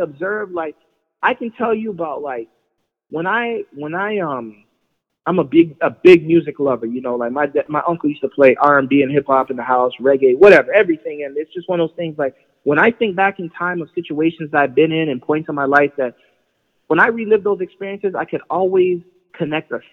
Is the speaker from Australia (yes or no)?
no; Toronto, Ontario, Canada; I grew up in Jane and Trithery, right? So just south of Lawrence, for those that don't know, on Jane